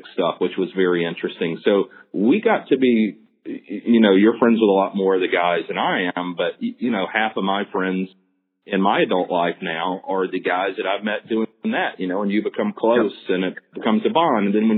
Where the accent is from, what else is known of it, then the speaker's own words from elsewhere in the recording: the South, United States; growing up in the South